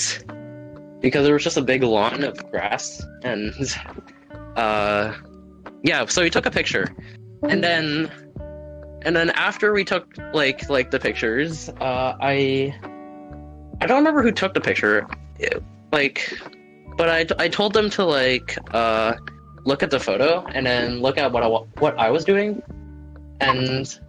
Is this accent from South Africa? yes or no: no; Canada; I'm not as Canadian as I thought it was